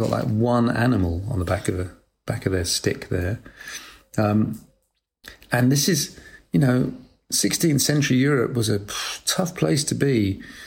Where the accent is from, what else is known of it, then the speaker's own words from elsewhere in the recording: United Kingdom; also born or lived in Macclesfield, England; I was brought up in Britain, and um, there was a period of a few years when I lived in a town called Macclesfield, which is in the north near Manchester